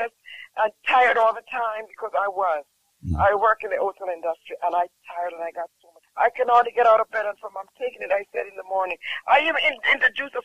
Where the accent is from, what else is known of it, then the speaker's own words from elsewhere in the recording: Jamaica; I'm from Jamaica.